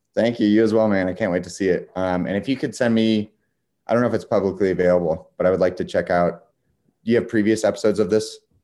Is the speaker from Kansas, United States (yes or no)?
yes; Wichita, Kansas, United States; I'm from Wichita